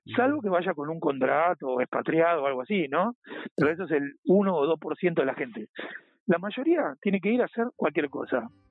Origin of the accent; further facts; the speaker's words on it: Buenos Aires Province, Argentina; moved away as an adult; now in Spain; Yo soy de Buenos Aires, sí, no, de Capital Federal, sino de Buenos Aires, estoy a 45 minutos de, del obelisco